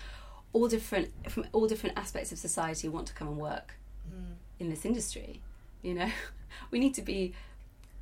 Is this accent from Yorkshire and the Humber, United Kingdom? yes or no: yes; Yorkshire and the Humber, United Kingdom; moved away as an adult; now in London, United Kingdom; I grew up in North Yorkshire